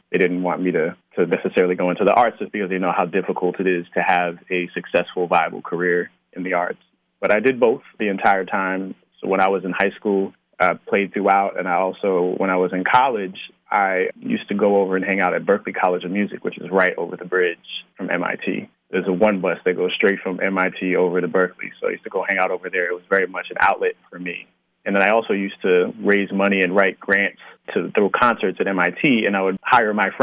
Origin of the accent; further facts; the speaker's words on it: Mountain Top, Pennsylvania, United States; moved away; also born or lived in Orange, New Jersey; I was born in New Jersey, right near Newark, in a town called Orange. And we moved to Pennsylvania when I was 4. And we moved to Mountaintop